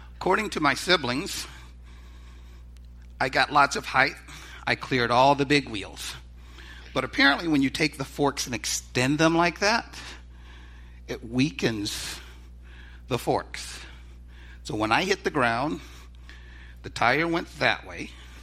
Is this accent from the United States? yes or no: yes; the South, United States; I'm from the South